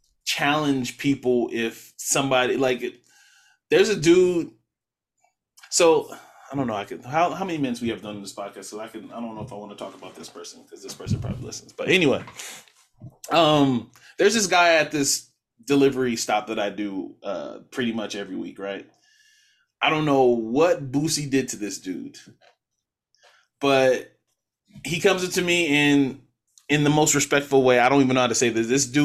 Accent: West Coast, United States; And I'm like, I'm from the West Coast. That's my guy.

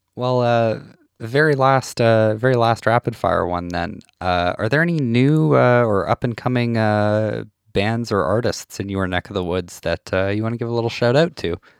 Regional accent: Saskatchewan, Canada; I'm from a small town in Saskatchewan

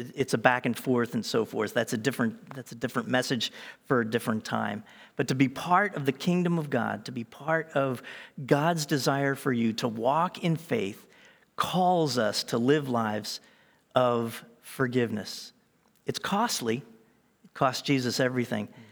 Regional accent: Eastern Seaboard, East Coast, United States; I was born in America on the Eastern Seaboard.

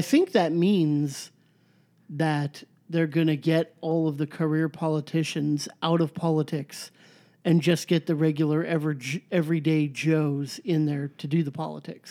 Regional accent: United States

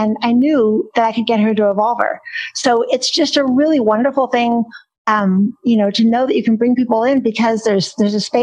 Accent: Silicon Valley, California, United States; also born or lived in Palo Alto; I'm a Silicon Valley kid. I'm in East Hills and in Alum Rock, and I was born in Palo Alto.

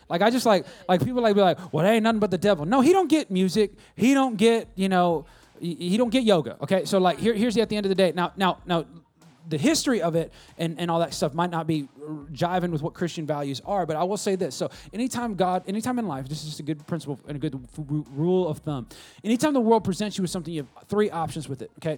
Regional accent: West Coast, United States; when I was growing up in the West Coast of the Best Coast

